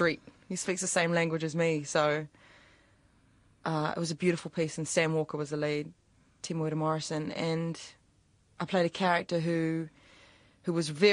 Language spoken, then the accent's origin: English; New Zealand; accent: New Zealand; I made my New Zealand accent as sort of fresh as possible, like that I was from out west, actually.